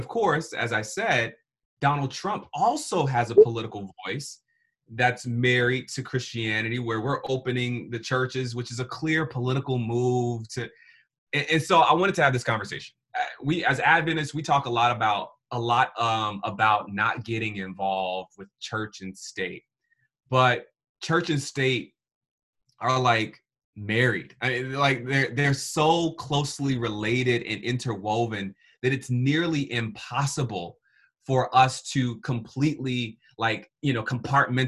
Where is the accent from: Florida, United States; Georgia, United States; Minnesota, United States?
Georgia, United States; Atlanta; I'm from Atlanta, Georgia.